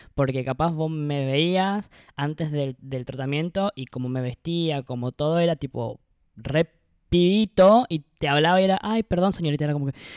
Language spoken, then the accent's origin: Spanish; Misiones, Argentina; moved away as an adult; now in Buenos Aires, Argentina; soy de Misiones y vivo en Buenos Aires hace